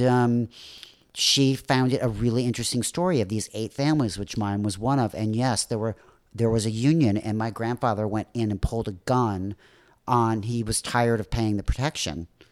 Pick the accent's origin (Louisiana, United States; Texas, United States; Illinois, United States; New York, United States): Illinois, United States; Northbrook; moved away; I'm originally from Chicago, from the north shore of Chicago.